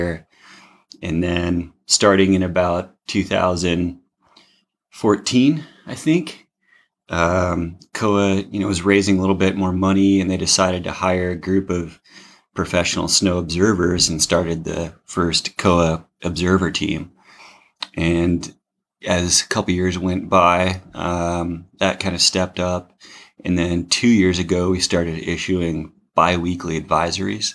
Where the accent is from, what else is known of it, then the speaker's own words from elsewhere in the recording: Oregon, United States; also born or lived in Bend, Oregon; I was born and raised in Oregon. Grew up on the west side of the Cascade Range